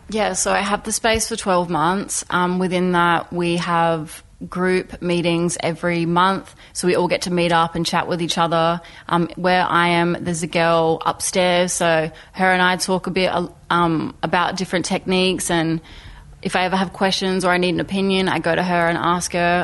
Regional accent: Port Augusta, South Australia, Australia; now in Adelaide, Australia; I'm an Indigenous artist um, who lives in Adelaide. I'm 21 and I'm from Port Augusta.

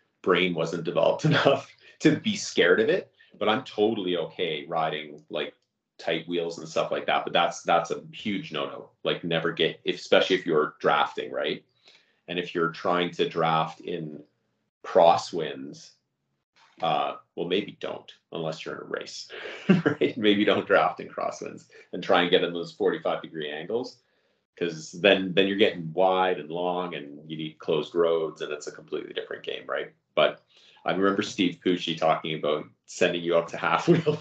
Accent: Canada; I'm Canadian. Everybody who listens to this podcast regularly knows that I'm Canadian

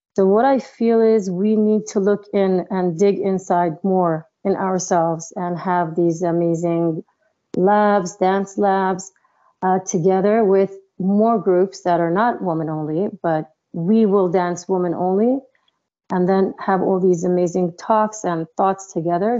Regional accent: New York, United States; also born or lived in Israel; I was born in Israel, but I was raised up uh, when I was a child in New York

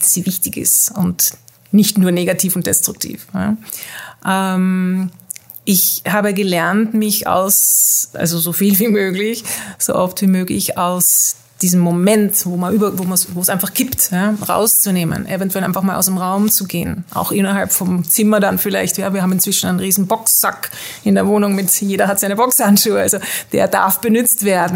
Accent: Netherlands; moved away as an adult; also born or lived in Mexico; ich bin in Holland aufgewachsen mit österreichischen

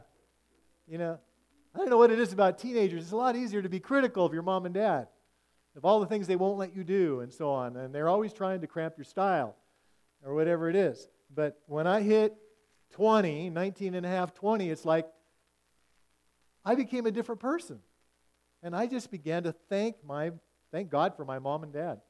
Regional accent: Washington, United States; as I grew up in the West Coast

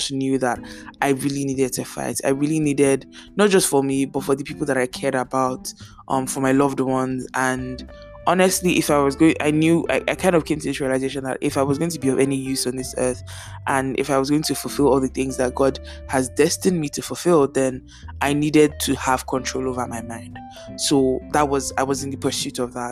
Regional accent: Nigeria; moved away; growing up in Nigeria, it's not like my house does not have rats

